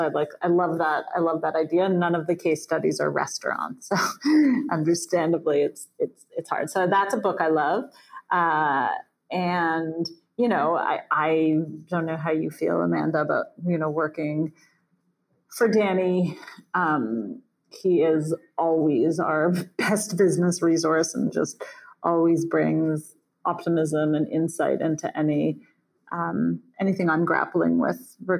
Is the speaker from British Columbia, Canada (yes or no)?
no; Toronto, Ontario, Canada; Oh, well, if we're going there, I'm from Toronto.